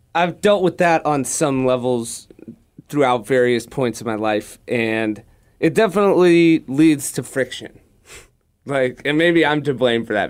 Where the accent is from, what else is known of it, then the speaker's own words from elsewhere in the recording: Manhattan Beach, California, United States; growing up in Manhattan Beach